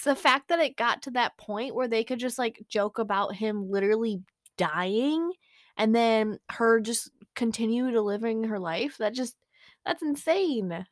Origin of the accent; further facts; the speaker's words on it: United States; as an American